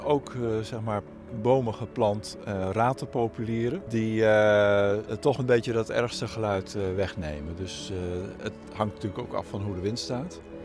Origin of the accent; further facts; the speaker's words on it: Netherlands; moved away as an adult; hier geboren en getogen tot ik ging studeren